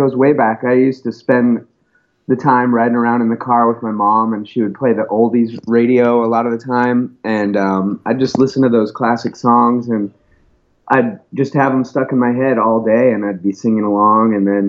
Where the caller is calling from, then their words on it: Portland, Oregon, United States; Oh, I'm calling from Portland, Oregon.